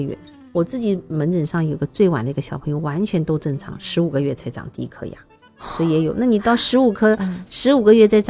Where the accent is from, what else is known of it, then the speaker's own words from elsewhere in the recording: China; 因为我们中国人吃的东西实在太多，我们也希望我们的小朋友的食物呢能够多样化一点